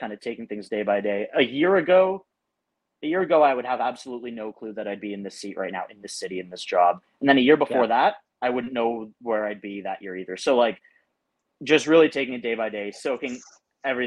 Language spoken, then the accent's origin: English; Windsor, Ontario, Canada; moved away as an adult; now in New York, United States; I'm like, Windsor